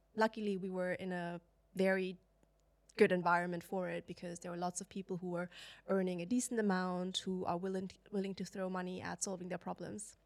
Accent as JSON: {"language": "English", "country": "China", "tie": "born or raised there", "moved": "yes", "said": "I grew up in China"}